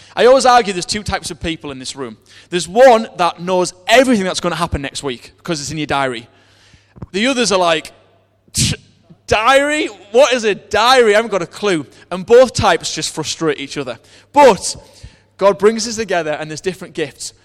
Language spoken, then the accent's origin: English; United Kingdom; we're British